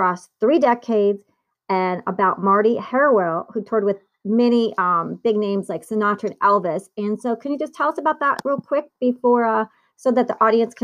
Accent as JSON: {"language": "English", "town": "Naples", "region": "Campania", "country": "Italy", "tie": "born or raised there", "said": "I was born in Naples and my mom is in Naples, Italy right now"}